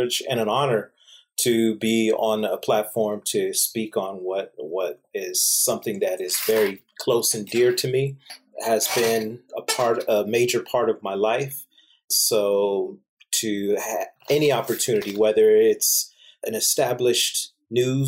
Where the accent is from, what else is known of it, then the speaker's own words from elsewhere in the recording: Torrance, California, United States; I was born here in California